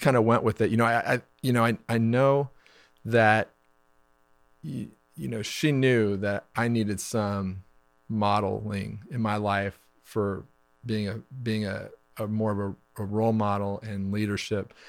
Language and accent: English; Wichita, Kansas, United States; we're high school sweethearts, um, and we grew up in Wichita, Kansas